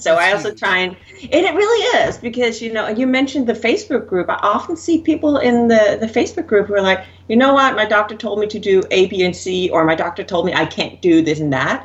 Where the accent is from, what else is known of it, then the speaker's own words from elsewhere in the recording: Denmark; moved away as an adult; I grew up in Denmark. So I was still in Denmark back